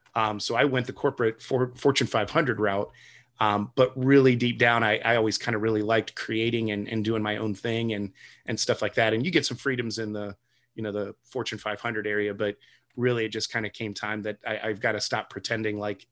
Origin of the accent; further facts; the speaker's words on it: Toledo, Ohio, United States; I prescribe to the relocation and transplant model, where I came from Toledo, Ohio. So a little bit further southeast and a little bit warmer.